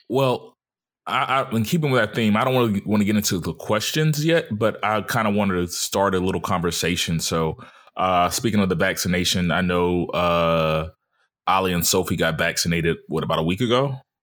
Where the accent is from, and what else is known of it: Mobile, Alabama, United States; born or raised there; moved away